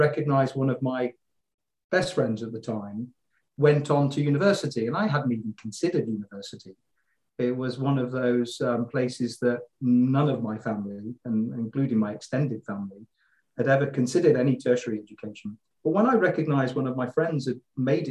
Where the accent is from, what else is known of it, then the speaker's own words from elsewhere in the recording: Leamington Spa, West Midlands, United Kingdom; moved away as an adult; now in Luxembourg; I'm a Midlander. I was born in Leamington Spa.